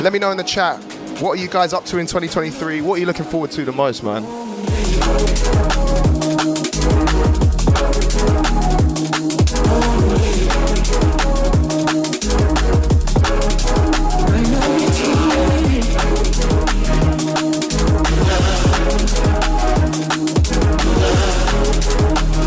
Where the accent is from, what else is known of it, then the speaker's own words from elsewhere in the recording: Newcastle upon Tyne, North East England, United Kingdom; accent: strong Geordie; As you can tell by my strong Geordie accent